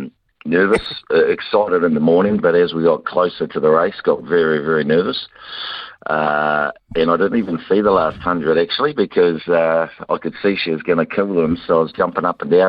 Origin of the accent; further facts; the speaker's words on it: New Zealand; we're from New Zealand